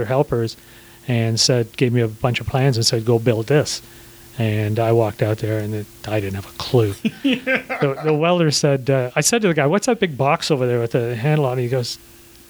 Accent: Toronto, Ontario, Canada; moved away as an adult; also born or lived in Swansea, Wales; now in Georgia, United States; I could speak some Italian from my days growing up in Toronto.

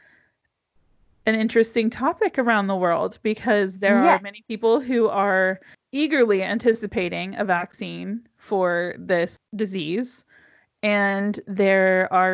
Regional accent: United States; now in Europe; As an American

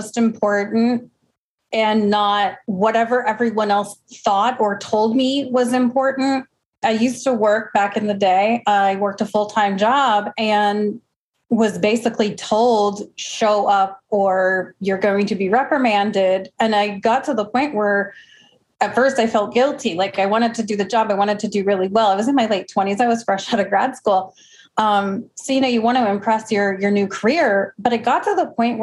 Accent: Midwest, United States; now in Arizona, United States; I'm originally from the Midwest

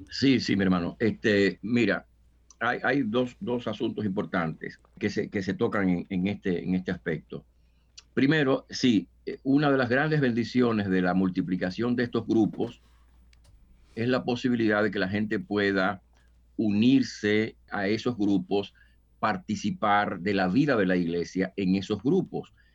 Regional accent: Dominican Republic; moved away as an adult; now in New York, United States; en República Dominicana, de donde soy oriundo

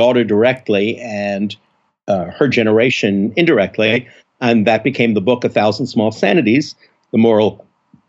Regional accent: Montreal, Quebec, Canada; moved away as an adult; also born or lived in Philadelphia; now in New York, United States; Not born in Philadelphia, as it happens, but grew up in Montreal

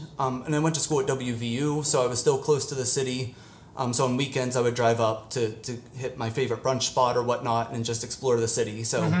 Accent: Carmichaels, Pennsylvania, United States; It's a small town in Greene County, Pennsylvania called Carmichael's.

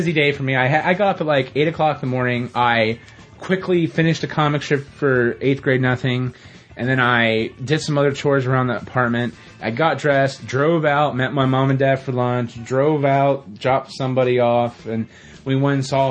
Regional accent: West Jefferson, United States; the church we go to in my hometown, West Jeff

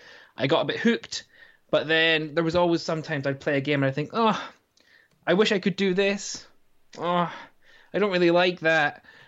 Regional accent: Scotland, United Kingdom; also born or lived in South Korea; now in Durham, United Kingdom; I'm actually Scottish.

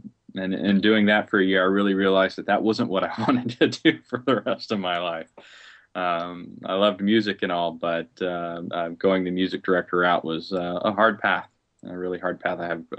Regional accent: Biloxi, Mississippi, United States; born there; also born or lived in Seattle, Washington / Las Vegas, Nevada / Alamogordo; I was born in Biloxi, Mississippi, so I'm a Southern boy. My father was in the Air Force, so what that meant for me is I moved every 4 years, so I didn't stay in the South too long.

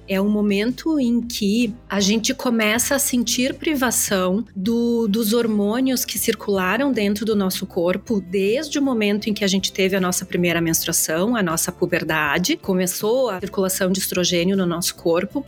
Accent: Caxias do Sul, Rio Grande do Sul, Brazil; moved away as an adult; now in Melbourne Beach, United States; Eu sou de Caxias do Sul, na Serra Gaúcha, mas há seis anos eu me mudei

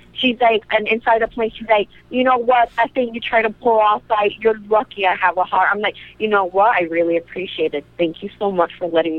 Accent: New York City, New York, United States; Yeah, I'm from the Bronx.

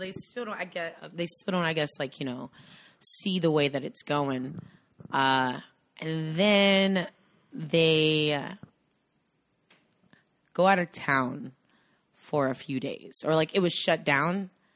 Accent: North Carolina, United States; we're from North Carolina

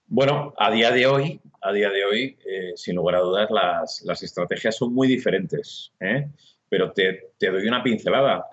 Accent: Burgos, Castile and León, Spain; soy un tío burgalés, ¿eh? orgulloso de mi, tierra

